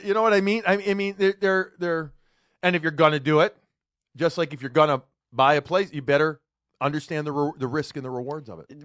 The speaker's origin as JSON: {"language": "English", "town": "Chicago", "region": "Illinois", "country": "United States", "tie": "born or raised there", "moved": "yes", "lives_now": "Boston, United States", "said": "I grew up in Chicago"}